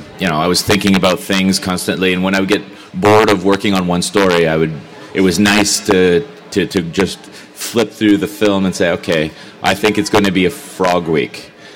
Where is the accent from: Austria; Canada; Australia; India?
Canada; I'm Canadian.